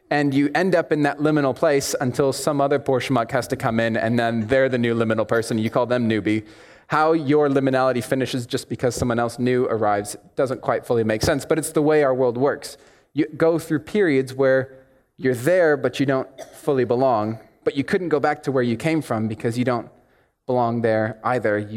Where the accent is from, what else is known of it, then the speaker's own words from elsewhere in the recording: United States; accent: American; here my accent sounds blazingly, harshly American, and for that I apologize. But when I go back to the States, it sounds weird and muddled and confusing to them.